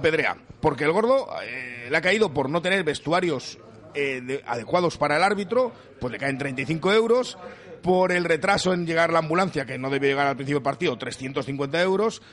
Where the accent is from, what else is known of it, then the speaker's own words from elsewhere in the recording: Valladolid, Castile and León, Spain; somos de Valladolid